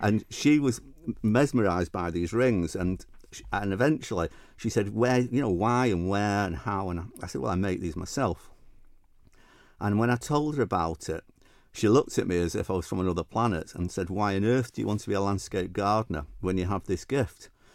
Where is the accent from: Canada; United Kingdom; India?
United Kingdom; Manchester, North West England; accent: northern Mancunian; moved away as an adult; now in Isle of Man; I was in the U K, as you can tell by my, my northern Mancunian accent.